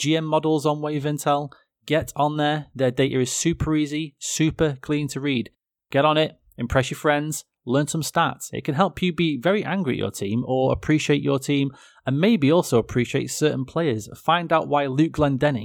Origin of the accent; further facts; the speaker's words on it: England, United Kingdom; I'm English and, you know, we're just not very diverse over here.